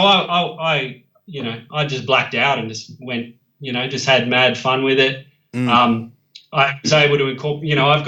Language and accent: English; Parkes, New South Wales, Australia; now in Sydney, Australia; I grew up in Parkes in the central west of New South Wales, so it's a small country town